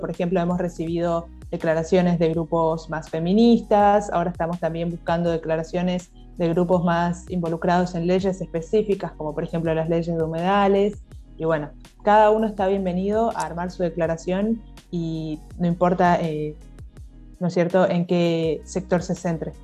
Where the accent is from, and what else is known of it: Argentina